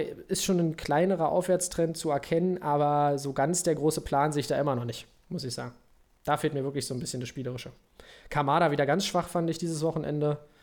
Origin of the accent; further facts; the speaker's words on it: Brandenburg, Germany; wir sind doch beide Brandenburger Kinder